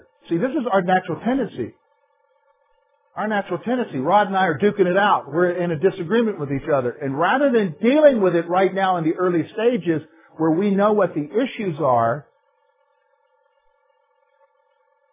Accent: South Carolina, United States; now in Pennsylvania, United States; I'm from South Carolina

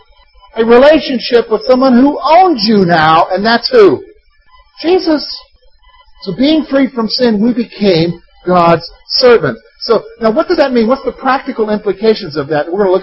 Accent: United States; In our American mindset, in our rugged individualism as an American

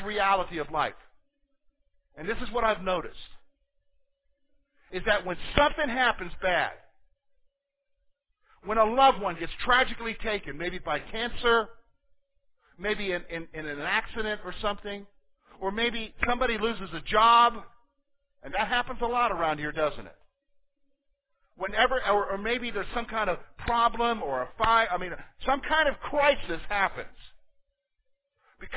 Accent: United States; as American Christians

